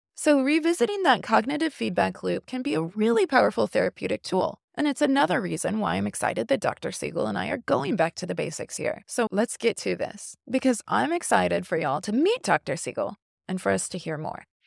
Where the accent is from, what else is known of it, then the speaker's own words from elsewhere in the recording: Indiana, United States; I'm from Indiana, so I'm a Notre Dame girl